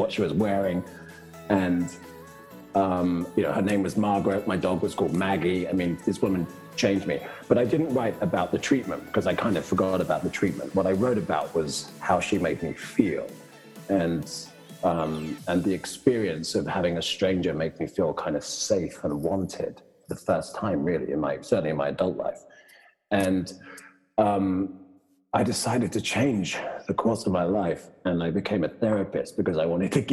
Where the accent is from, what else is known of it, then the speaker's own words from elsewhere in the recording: Brighton, South East England, United Kingdom; moved away as an adult; also born or lived in Los Angeles, United States / New York, United States / Munich, Germany; now in San Francisco, United States; I'm from Brighton, south of England. Went to school and university there.